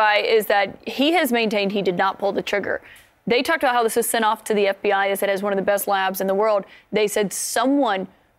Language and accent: English; Alabama, United States; my home state of Alabama